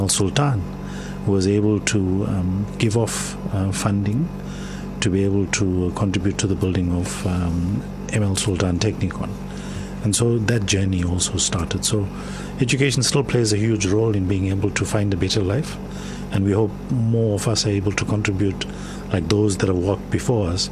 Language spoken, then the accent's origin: English; South Africa; I'm South African, I'm not Indian